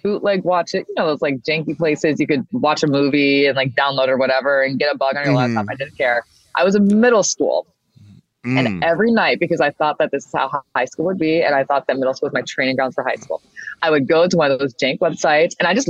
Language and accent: English; Michigan, United States; She's from Africa. I'm from Michigan. I said, that's me. She's me. It's giving Detroiter.